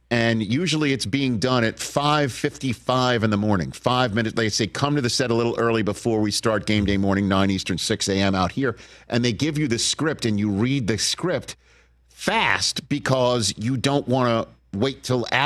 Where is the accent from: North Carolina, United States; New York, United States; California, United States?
New York, United States; accent: New York; I, lost my New York accent, it comes out if you cut me off in traffic.